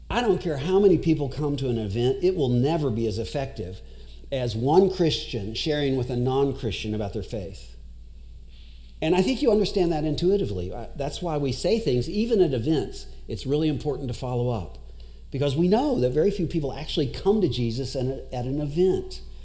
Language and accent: English; Owensboro, Kentucky, United States; also born or lived in Iraq / Dubai; now in Louisville, United States; I'm from Owensboro originally.